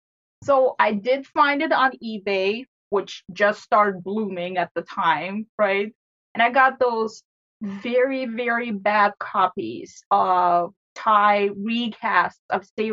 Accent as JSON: {"language": "English", "town": "St. Petersburg", "region": "Saint Petersburg", "country": "Russia", "second_language": "English", "moved": "yes", "lives_now": "United States", "said": "St. Petersburg."}